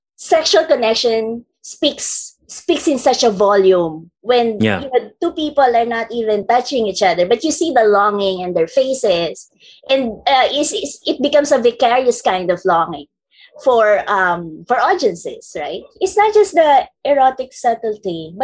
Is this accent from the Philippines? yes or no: yes; Philippines; we're Filipinos are Anglophones